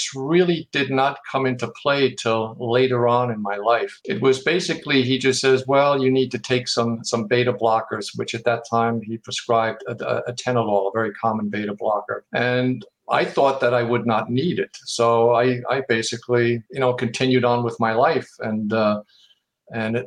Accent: Germany; now in Howell, United States; I'm originally from Germany

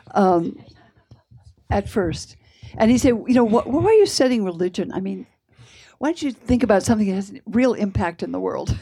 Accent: Palo Alto, California, United States; I grew up in what I said was the, the most boring town in the world. That's how it looked to me anyway. Um, it was in California, Palo Alto.

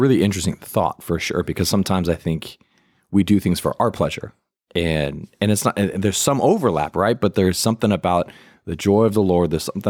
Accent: United States; I'm American

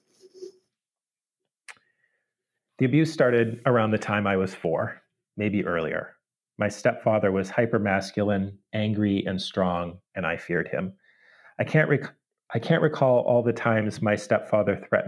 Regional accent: San Diego, California, United States; now in Kentucky, United States; I was born and raised in San Diego

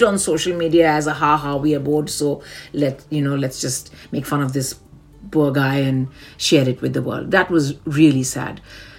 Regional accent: India; moved away as an adult; now in London, United Kingdom; I'm Asian, I'm Indian, born and raised in India. We now live here in London.

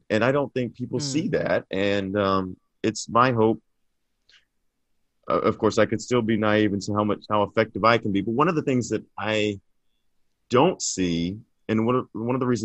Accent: Vivian, Louisiana, United States; moved away as an adult; also born or lived in East Texas / Dallas, Texas; now in Los Angeles, United States; So I grew up mostly in Vivian, Louisiana, in McLeod, Texas, but they're really about 10 miles apart

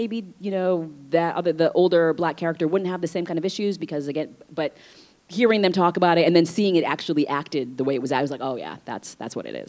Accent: Vietnam; born there; Obviously, I was born in Vietnam, but as I mentioned, you know, I'm transracially adopted, and so I don't speak Vietnamese. I wasn't raised in an Asian community.

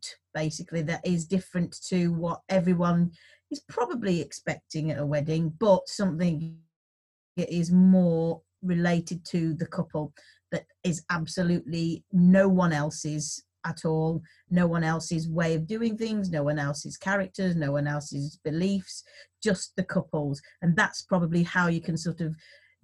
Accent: West Midlands, United Kingdom; now in York, United Kingdom; I am also from the West Midlands.

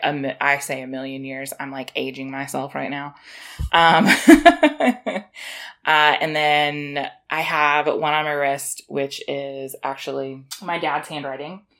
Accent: South Carolina, United States; I am from South Carolina, like, close to Georgia. You know, Southern girl over here

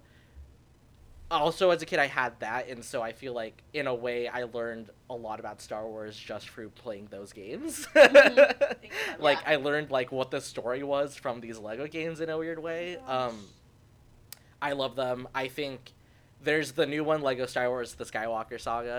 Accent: Anaheim, California, United States; moved away as an adult; now in San Francisco, United States; I grew up in Anaheim

